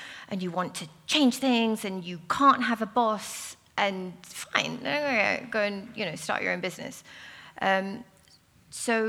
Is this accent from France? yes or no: no; South Africa; now in London, United Kingdom; I'm South African